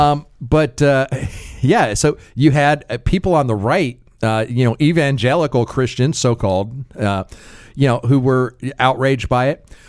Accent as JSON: {"language": "English", "country": "United States", "said": "I am still an American"}